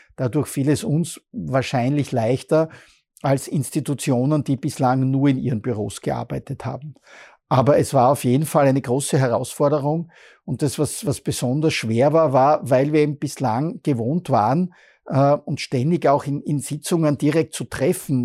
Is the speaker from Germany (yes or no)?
no; Bruck an der Mur, Styria, Austria; now in Graz, Austria; ich komme aus Bruck an der Mur